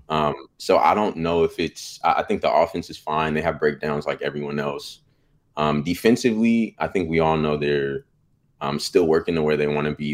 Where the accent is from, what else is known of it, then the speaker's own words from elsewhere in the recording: Bay Area, California, United States; now in Sacramento, United States; I'm from the Bay Area, um, so I got to see Warriors growing up